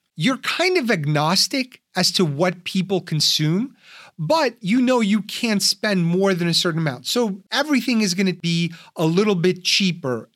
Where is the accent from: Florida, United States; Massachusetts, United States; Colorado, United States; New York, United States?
New York, United States; I'm from New York